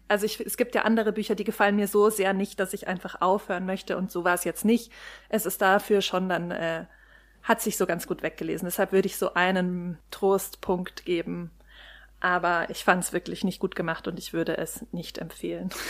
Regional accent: Germany; wir sind so als Deutsche

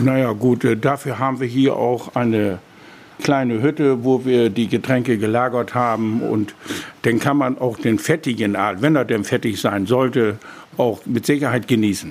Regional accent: Kornau, Lower Saxony, Germany; born or raised there

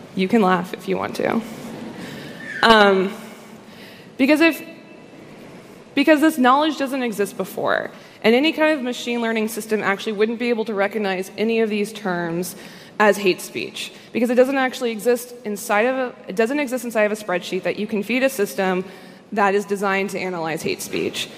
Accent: United States; as an American

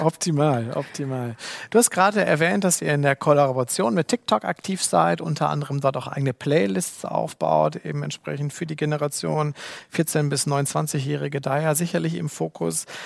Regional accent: Germany; bei uns in Deutschland

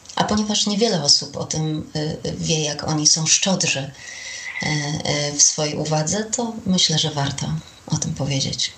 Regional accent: Olsztyn, Warmian-Masurian Voivodeship, Poland; Pracowałam w radiu olsztyńskim, skąd pochodzę

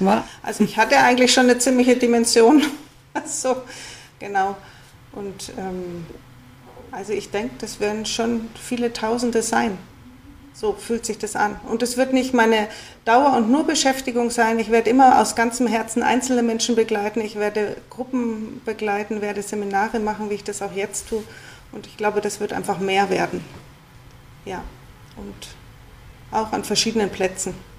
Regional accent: Munich, Bavaria, Germany; ich bin eben in München aufgewachsen

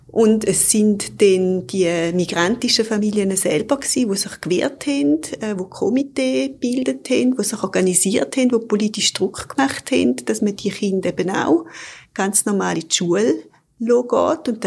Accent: Eastern Switzerland, Switzerland; Und ich bin jetzt zum Beispiel in der Ostschweiz aufgewachsen, so in einem Dorf von 3000 Einwohnern. Ich bin auch Ende der 70er Jahre auf die Welt gekommen.

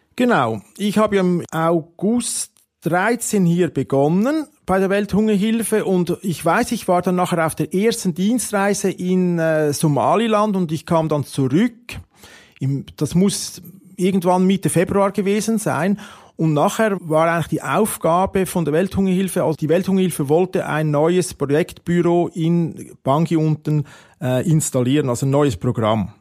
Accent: Switzerland; als Schweizer

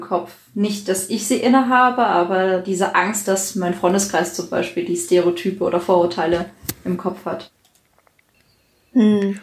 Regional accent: Southern Germany, Germany; ich bin in Süddeutschland groß geworden, so wie

